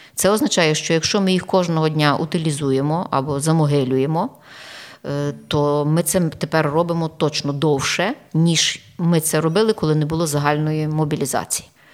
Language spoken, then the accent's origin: Ukrainian; Galicia, Ukraine; ми, галичани